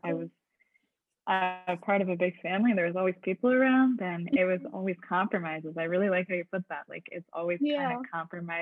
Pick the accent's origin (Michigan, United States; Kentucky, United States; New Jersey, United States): Michigan, United States; moved away as an adult; now in Montreal, Canada; I'm originally from Michigan. And so I moved to Montreal last year.